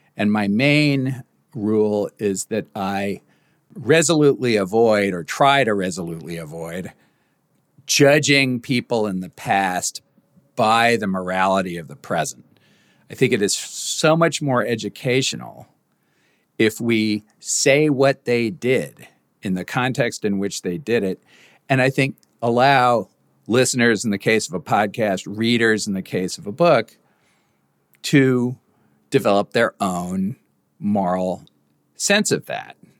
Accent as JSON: {"language": "English", "country": "United States", "said": "as an American"}